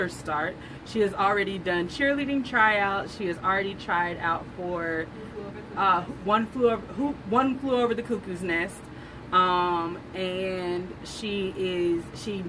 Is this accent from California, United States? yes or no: yes; Southern California, United States; I grew up in Southern California during the gangsta rap